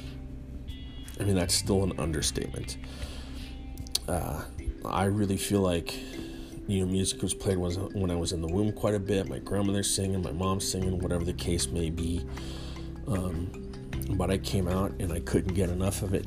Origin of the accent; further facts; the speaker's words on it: Northern California, United States; I was born and raised in Northern California